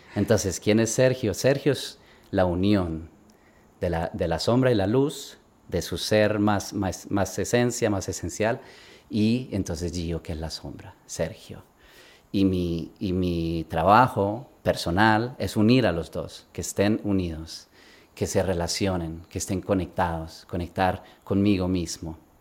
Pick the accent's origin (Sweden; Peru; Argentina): Sweden; also born or lived in Bogotá, Colombia / Barcelona, Spain; nos fuimos con mi familia a Suecia, yo crecí en Suecia